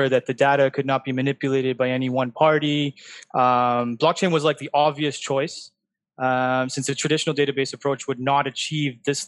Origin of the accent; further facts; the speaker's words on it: Canada; now in Dubai, United Arab Emirates; I'm from Canada